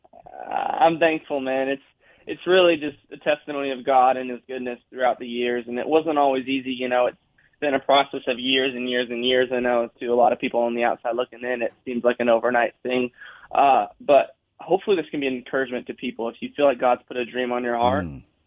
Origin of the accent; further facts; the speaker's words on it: South Dakota, United States; now in Nashville, United States; I'm from South Dakota